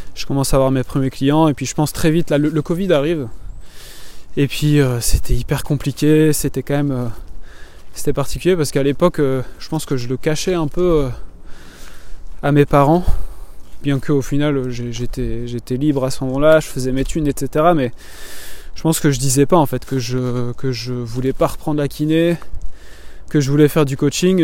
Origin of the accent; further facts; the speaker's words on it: Belgium; moved away as an adult; also born or lived in Martinique / Toulouse, France; je suis belge, j'habitais en Belgique avant